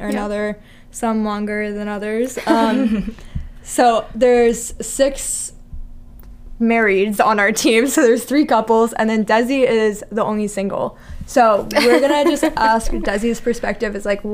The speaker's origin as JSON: {"language": "English", "town": "Roanoke", "region": "Virginia", "country": "United States", "said": "I'm from Roanoke, Virginia"}